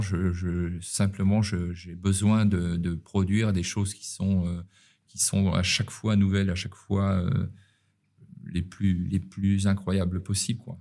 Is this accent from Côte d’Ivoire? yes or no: no; Paris, Île-de-France, France; now in Nice, France; quand on est parisien